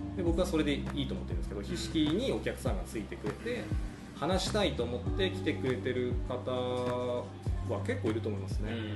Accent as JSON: {"language": "Japanese", "region": "Aomori", "country": "Japan", "tie": "born or raised there", "said": "僕青森出身なんですけど"}